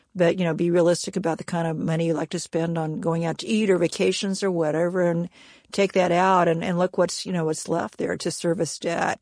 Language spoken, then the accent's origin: English; Kansas, United States; moved away; I'm from Kansas originally